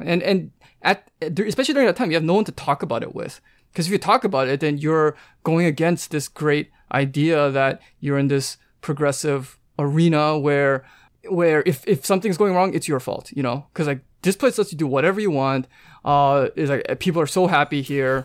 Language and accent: English; Vancouver, British Columbia, Canada; moved away as an adult; I'm from Vancouver, so I, from actually Canada.